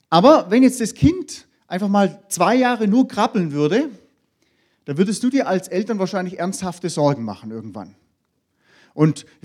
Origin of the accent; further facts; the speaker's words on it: Baden-Württemberg, Germany; Da, wo ich herkomme, ich komme da aus dem Hohenlohe-Kreis, da gibt es ja viele größere Firmen